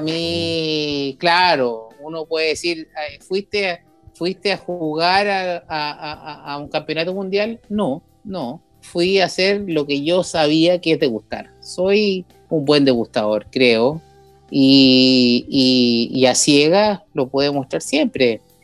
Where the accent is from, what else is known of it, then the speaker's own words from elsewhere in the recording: Chile; hay algo que tenemos en Chile